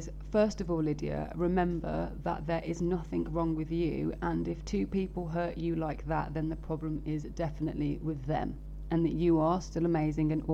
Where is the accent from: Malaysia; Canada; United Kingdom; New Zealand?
United Kingdom; Birmingham, West Midlands; I'm from Birmingham